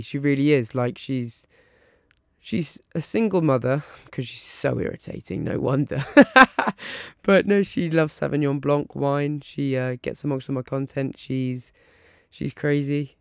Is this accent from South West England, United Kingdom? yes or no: no; Isle of Wight, South East England, United Kingdom; now in Surrey, United Kingdom; I was brought up on the Isle of Wight on a little island